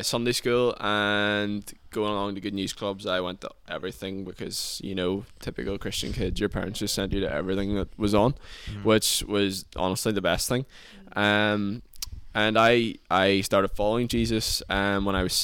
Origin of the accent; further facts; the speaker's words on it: Lifford, Ulster, Ireland; living and growing up in Donegal